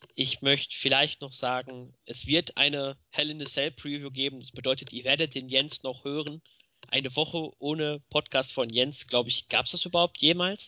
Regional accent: Germany; bei uns in Deutschland

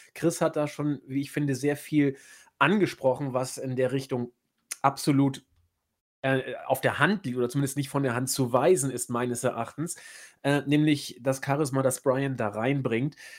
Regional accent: Hamburg, Germany; mir als Hamburger, der ich bin

